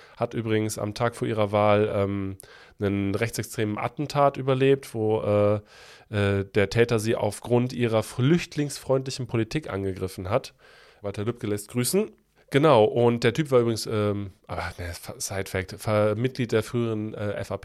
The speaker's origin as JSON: {"language": "German", "area": "Cologne area", "region": "North Rhine-Westphalia", "country": "Germany", "said": "ich komme ja ein bisschen aus der Umgebung, bin ja Richtig. nicht direkter Kölner"}